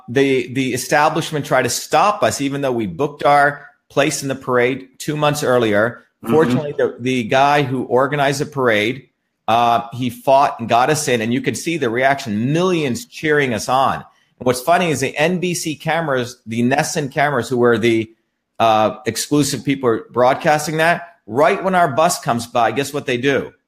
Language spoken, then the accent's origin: English; New Jersey, United States; And you know, my friends are everyday working people where I grew up in New Jersey. And those are my people.